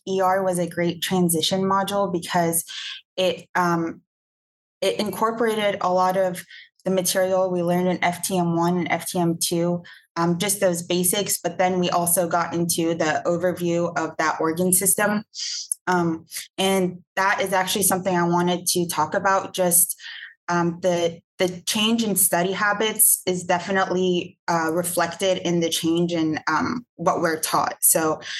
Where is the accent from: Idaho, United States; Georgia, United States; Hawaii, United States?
Georgia, United States; Atlanta; I'm from Atlanta, Georgia